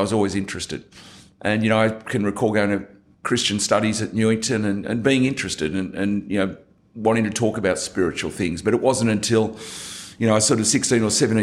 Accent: Sydney, New South Wales, Australia; I think I was very typical of an Australian kid growing up. For me, it was Sutherland Shire of Sydney.

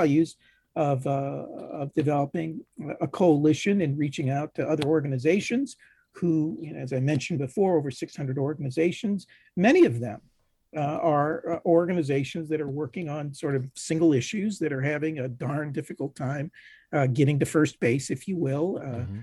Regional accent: Ohio, United States; I'm from Ohio

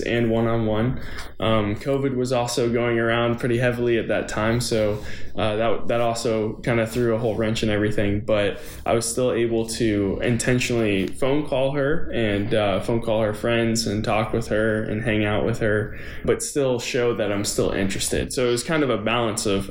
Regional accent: Tarpon Springs, Florida, United States; moved away as an adult; also born or lived in Clemson, South Carolina; now in Nashville, United States; I'm from Tarpon Springs, Florida in the Tampa Bay area, and went to elementary school, middle school, high school all there

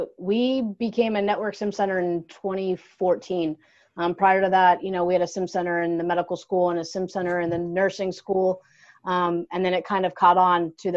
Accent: Luzerne County, Pennsylvania, United States; I'm originally from Luzerne County in Pennsylvania

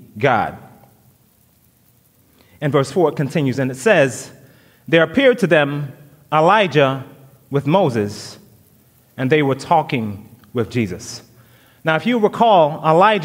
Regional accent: St. Vincent & Grenadines; moved away; the people in St. Vincent, which is my home country

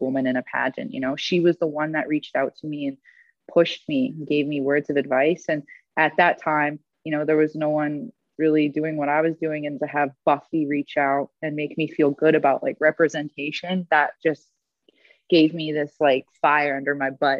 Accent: Edmonton, Alberta, Canada; I am from Alberta. I'm from Edmonton. So obviously, I got to cheer on my hometown, the Oilers

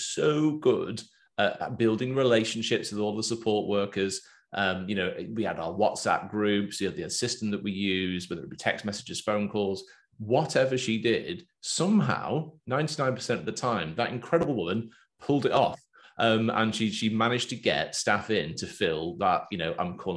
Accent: England, United Kingdom; accent: Pommy; moved away as an adult; now in Australia; I've got my Pommy accent. I sound like an Englishman. Been there 12 years now.

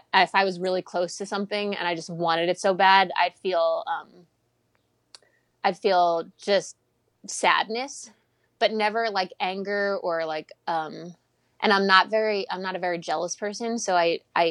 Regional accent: Long Island, New York, United States; I grew up on Long Island

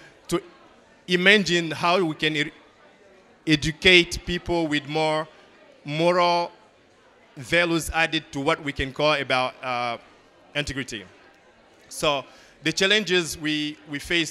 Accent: Mali; now in Bamako, Mali; Growing up in Mali, one of the poorest countries in Africa and in the world, of course, and rural area

